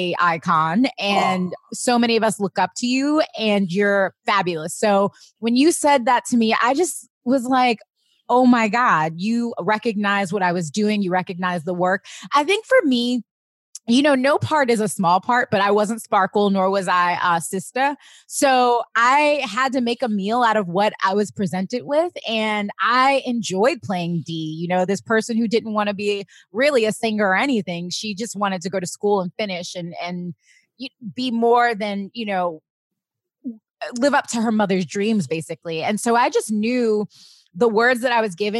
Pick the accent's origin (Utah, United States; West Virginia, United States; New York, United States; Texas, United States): New York, United States; Long Island; also born or lived in Queens, New York; I'm from Queens, right? And then I moved to Long Island when I was 10 years old.